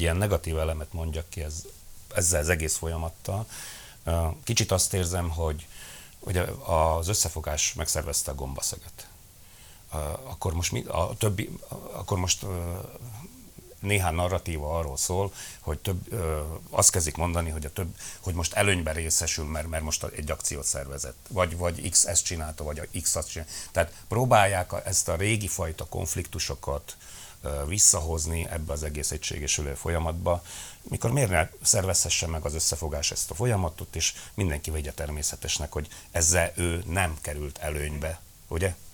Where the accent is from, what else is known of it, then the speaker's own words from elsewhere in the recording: Felvidék, Slovakia; felvidéki közösségnek